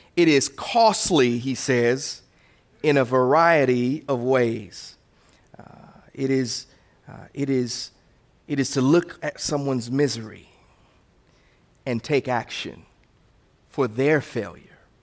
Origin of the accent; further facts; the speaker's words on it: Indiana, United States; moved away; I turned ten years old, and I'm from Indiana